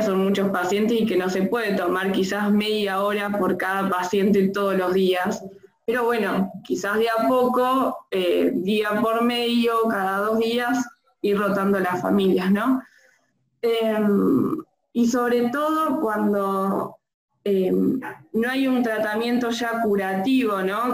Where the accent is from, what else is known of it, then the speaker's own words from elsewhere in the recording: Tres Arroyos, Buenos Aires Province, Argentina; moved away as an adult; now in Bahía Blanca, Argentina; soy de Tres Arroyos